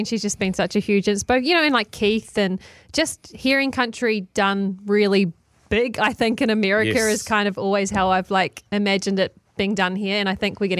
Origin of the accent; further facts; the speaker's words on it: Waimate, Canterbury, New Zealand; growing up in New Zealand